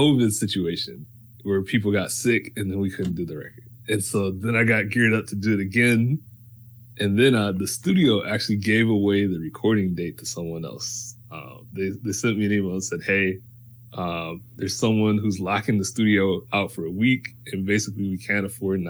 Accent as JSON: {"language": "English", "town": "St. Louis", "region": "Missouri", "country": "United States", "tie": "born or raised there", "moved": "yes", "lives_now": "New York, United States", "said": "I'm from St. Louis. I am now living in New York"}